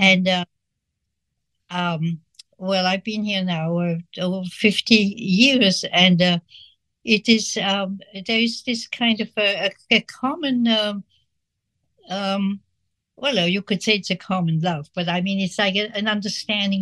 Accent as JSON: {"language": "English", "country": "Switzerland", "tie": "born or raised there", "moved": "yes", "said": "I grew up in Switzerland, and which was uh, during the war, and uh, we were not in the war"}